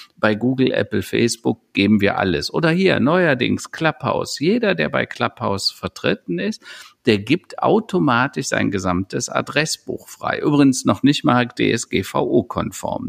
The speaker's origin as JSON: {"language": "German", "country": "Germany", "said": "wir Europäer und speziell wir Deutschen"}